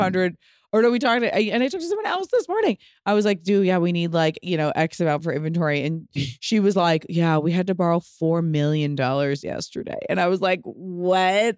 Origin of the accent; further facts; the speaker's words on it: Pasadena, California, United States; I'm from Pasadena.